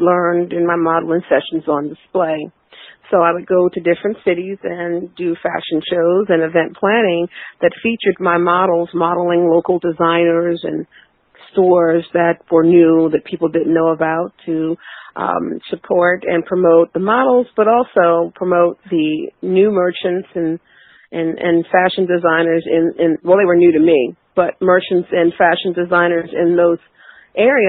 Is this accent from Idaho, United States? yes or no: no; Baltimore, Maryland, United States; 5'4" black women from East Baltimore